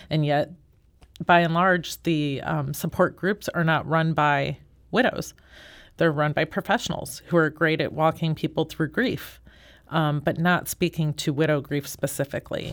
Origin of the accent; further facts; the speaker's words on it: St. Louis, Missouri, United States; I have been born and raised in Saint Louis.